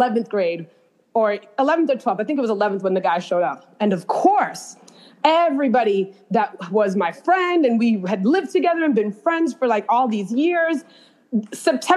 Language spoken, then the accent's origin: English; New York, United States; also born or lived in Kingston, Jamaica; I'm from New York